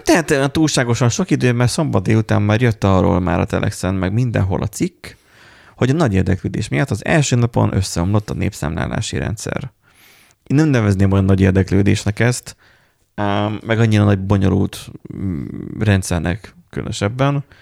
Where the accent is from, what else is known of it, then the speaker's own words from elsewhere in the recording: Borsod-Abaúj-Zemplén, Hungary; borsodiak vagyunk és kemények vagyunk. Tehát, hogy nálunk medve jár